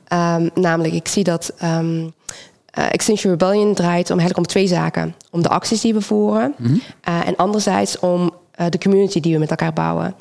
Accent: Belgium; moved away as an adult; now in Rotterdam, Netherlands; ik kom uit België origineel. Ik ben in Nederland gekomen vanwege studie.

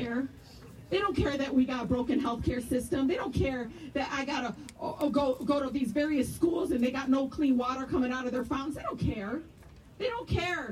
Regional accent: Detroit, Michigan, United States; I grew up in Southwest Detroit

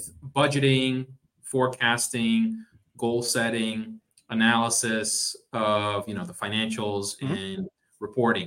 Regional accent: Boston, Massachusetts, United States; moved away as an adult; also born or lived in Miami; I am a Bostonian. I was born and grew up in Boston

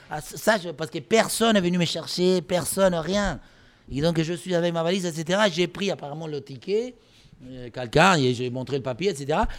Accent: Pampas, Argentina; French is a second language; moved away as an adult; now in France; moi, je venais de la Pampa, encore une fois, les chevaux, les vaches et les moutons, la tour Eiffel.

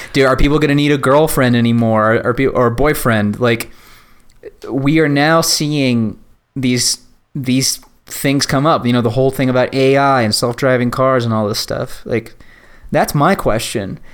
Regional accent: Virginia, United States; I grew up in Virginia

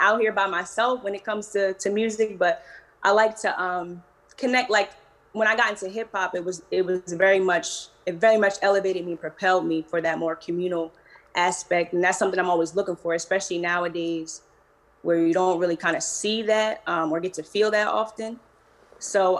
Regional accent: New Jersey, United States; also born or lived in Philadelphia; now in California, United States; I actually live out in California now, but I'm from New Jersey

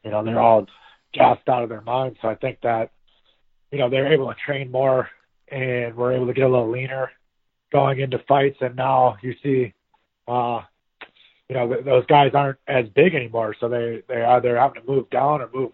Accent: Midwest, United States; now in Florida, United States; I'm from the Midwest

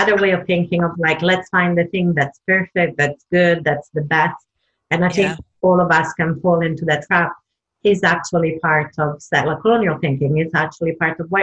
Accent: Southern Italy, Italy; moved away; the way I was brought up in Italy, Southern Italy

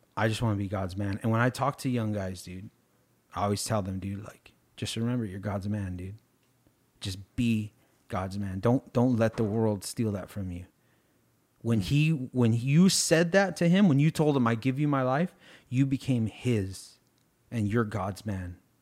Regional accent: United States; I'm too American

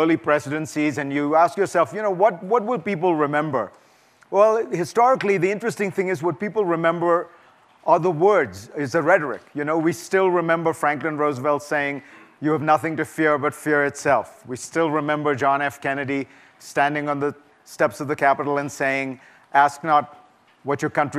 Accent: India; moved away as an adult; now in United States; I'm an immigrant, and I came to this country in the 1980s, and I grew up in India in the 1960s and 70s

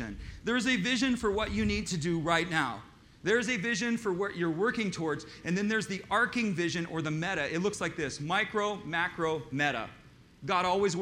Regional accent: United States; even as an American, I come to Miami, and it's a foreign land, foreign culture, foreign language, even to me

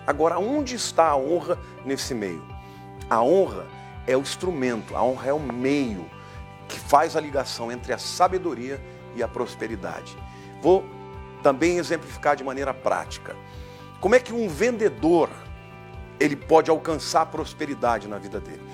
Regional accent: São Paulo, Brazil; quando eu era jovem, adolescente aqui em São Paulo

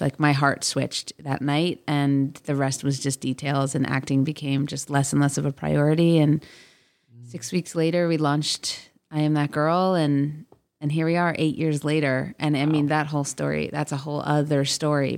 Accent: South Florida, United States; also born or lived in Boise, Idaho; now in Los Angeles, United States; I grew up in South Florida

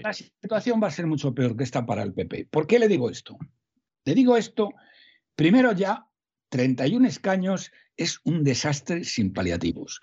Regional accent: Salamanca, Castile and León, Spain; mi tierra, Castilla-León, yo soy de Salamanca

